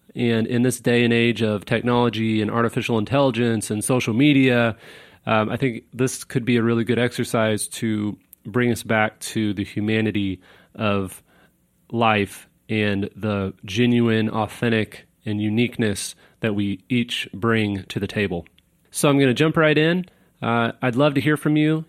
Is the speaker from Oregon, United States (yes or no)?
no; Kansas City, Missouri, United States; also born or lived in Virginia / Pennsylvania; I was born in Virginia in 1984 on the first day of summer, June 21st. My parents met in college at Liberty University out there, and um, we moved to Pennsylvania for a little bit. But then when I was one, we moved to Kansas City, Missouri, which is where my dad is from